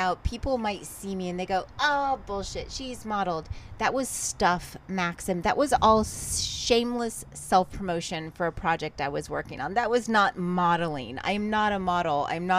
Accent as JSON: {"language": "English", "region": "Texas", "country": "United States", "tie": "born or raised there", "also_born_or_lived": "Ventura, California", "moved": "as an adult", "lives_now": "Los Angeles, United States", "said": "So I moved from Texas. I grew up in Texas, and then I moved to Los Angeles."}